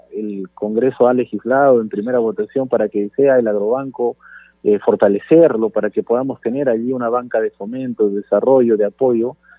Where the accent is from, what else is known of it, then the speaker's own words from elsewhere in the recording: Peru; como peruanos